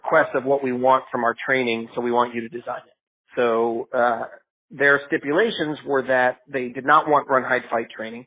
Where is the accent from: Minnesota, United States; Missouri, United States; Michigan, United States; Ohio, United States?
Michigan, United States; moved away as an adult; also born or lived in Israel / Richmond, Virginia; I was born in Michigan but moved to Israel, was drafted, and then served in the IDF. Came back from that and got my degree in chemical engineering from Michigan